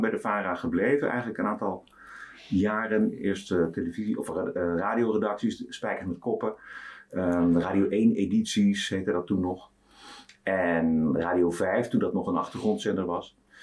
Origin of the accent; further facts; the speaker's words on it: Amsterdam, North Holland, Netherlands; geboren in Oude aan de Amstel en eh, eigenlijk opgegroeid in Amsterdam, gestudeerd in Amsterdam